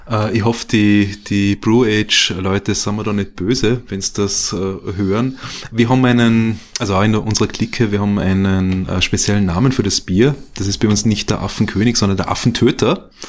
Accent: Vorarlberg, Austria; now in Vienna, Austria; Ich komme äh, ursprünglich aus Vorarlberg, ja, also bin jetzt seit knapp 20 Jahren in Wien, bin in Vorarlberg aufgewachsen, in einer kleinen Gemeinde bei Feldkirch.

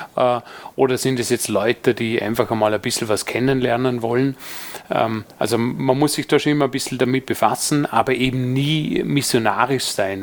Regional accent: Dornbirn, Vorarlberg, Austria; in meiner Heimatstadt Dornbirn

